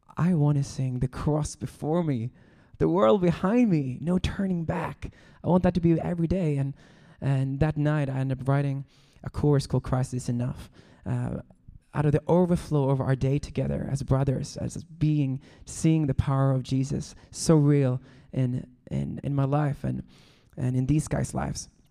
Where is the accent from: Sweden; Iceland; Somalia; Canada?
Sweden; now in Los Angeles, United States; I'm from Sweden, but I am now a Californian.